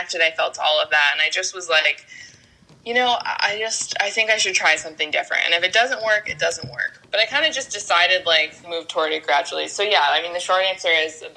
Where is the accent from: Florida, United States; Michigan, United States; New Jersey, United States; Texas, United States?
Florida, United States; Tampa; I grew up in Florida, in Tampa